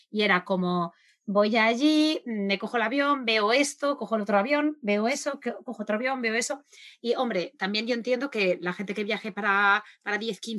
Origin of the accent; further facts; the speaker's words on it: Argentina; yo soy argentina, yo he crecido en Argentina, he vivido en Argentina muchísimos años